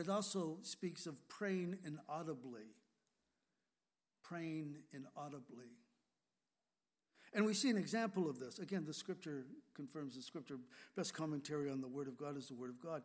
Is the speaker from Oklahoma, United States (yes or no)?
no; California, United States; moved away as an adult; also born or lived in Washington State; now in Whidbey Island, Washington, United States; I was born and raised in California